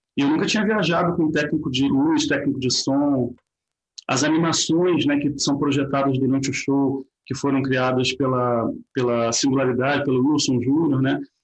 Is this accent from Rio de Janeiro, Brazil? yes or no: yes; Nova Friburgo, Rio de Janeiro, Brazil; nasci em Nova Friburgo